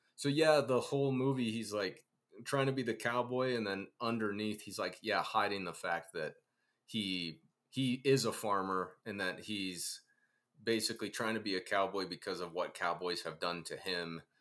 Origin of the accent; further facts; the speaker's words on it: Ohio, United States; I grew up in Ohio on a farm